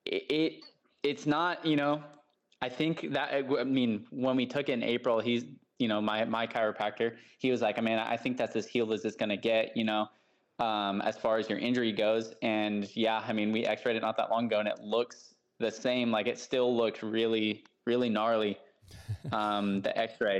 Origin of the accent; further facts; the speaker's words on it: about an hour from San Francisco, California, United States; now in Southern California, United States; I grew up about an hour from there